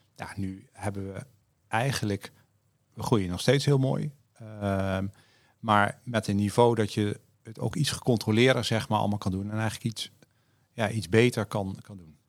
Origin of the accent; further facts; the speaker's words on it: Netherlands; we als Nederlander